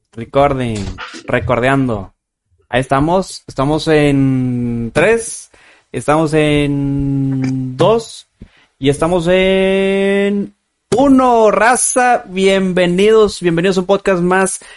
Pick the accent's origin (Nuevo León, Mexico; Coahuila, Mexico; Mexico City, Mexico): Nuevo León, Mexico; Guadalupe; Somos aquí de Guadalupene todos nosotros.